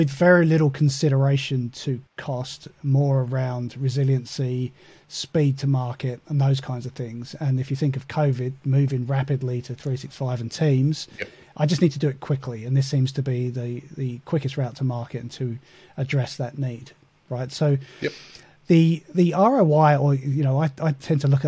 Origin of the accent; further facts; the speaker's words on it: United Kingdom; moved away as an adult; now in Australia; I am British by origin, been in Australia for 12 years in November.